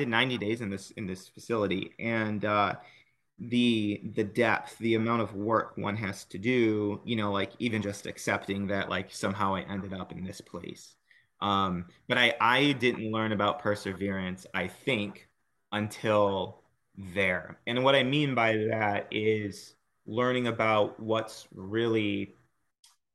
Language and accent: English; Michigan, United States; I grew up in Michigan